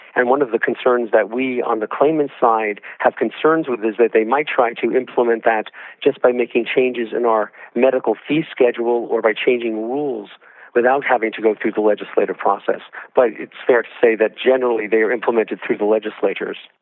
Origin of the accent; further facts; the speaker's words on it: Georgia, United States; my home state of Georgia